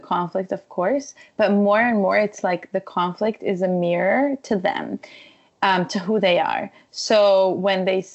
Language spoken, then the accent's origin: English; Israel; moved away; also born or lived in Ukraine / Jerusalem; I come from Israel. I grew up in Israel